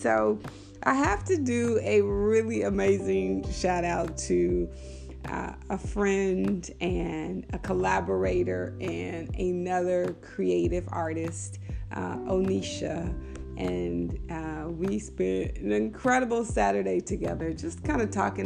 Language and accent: English; Texas, United States; I'm from Texas